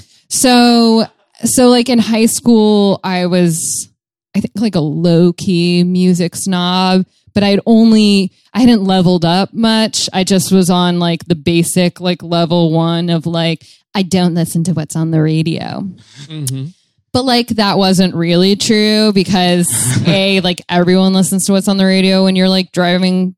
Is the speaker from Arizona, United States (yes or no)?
yes; Tucson, Arizona, United States; I'm from Tucson